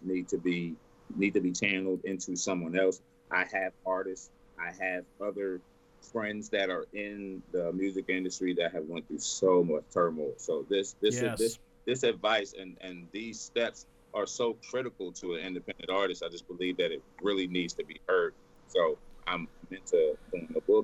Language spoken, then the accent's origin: English; Texas, United States; I'm born and raised in Texas. Born and raised